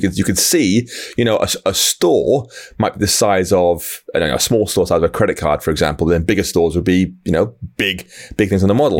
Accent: United Kingdom; I, I'm from the U K

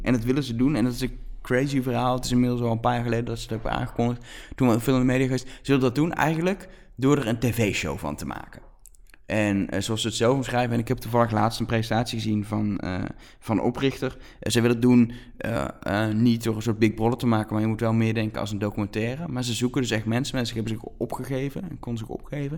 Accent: Netherlands; ook als Nederlanders

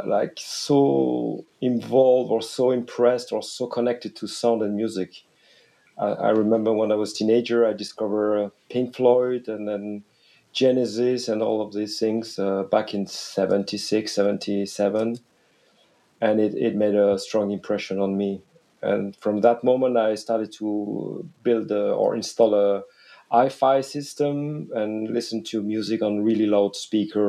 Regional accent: Wallonia, Belgium; first language French; English is a second language; My mother tongue is French. I'm Belgian from the French speaking region

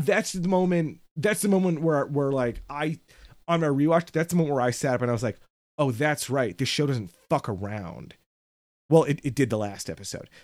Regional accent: United States; as an American

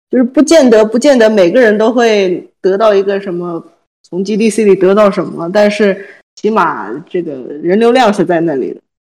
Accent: China; 我们国人

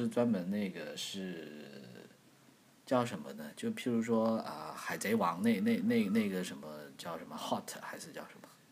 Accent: China; 作为一个中国人

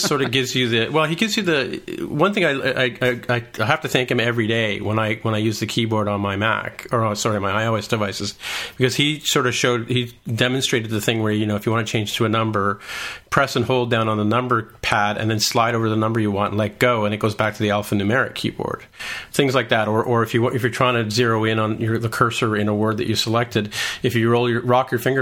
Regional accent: Canada

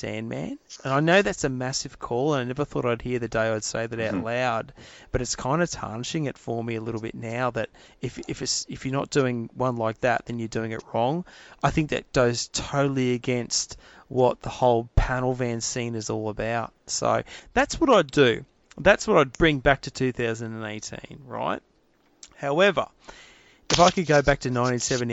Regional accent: Adelaide, South Australia, Australia; when I was a kid, I grew up in Glenelg and Adelaide in the late 70s, early 80s.

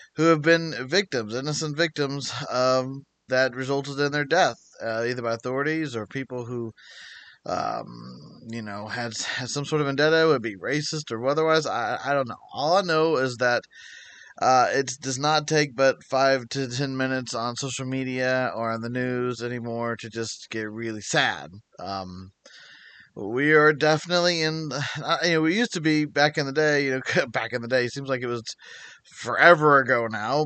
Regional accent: United States; being an American

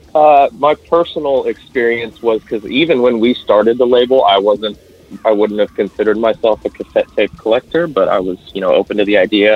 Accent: central Kansas, United States; I am from Kansas. I do still live on the Kansas side, pretty close to that Missouri border over here by Kansas City. Um, but yeah, no, I'm not from the KC area. I'm from further into the center

